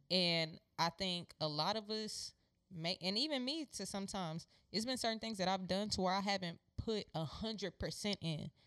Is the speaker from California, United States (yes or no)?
no; Houston, Texas, United States; the neighborhood I grew up in in Acres Home